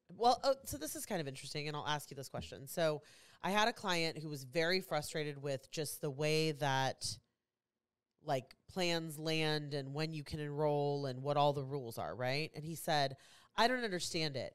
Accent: Kansas City, United States; I'm from Kansas City, so I wear a lot of Kansas City stuff.

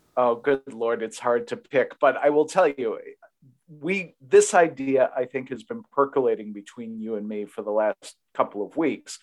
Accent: Massachusetts, United States; my home state of Massachusetts

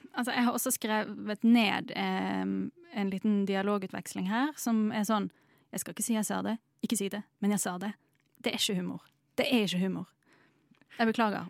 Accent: Bergen, Vestland, Norway; som bergenser

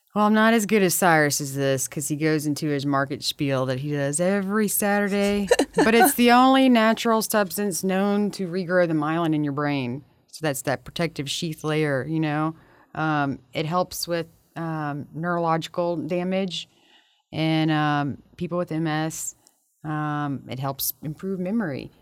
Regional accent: Baton Rouge, Louisiana, United States; We're both from Baton Rouge.

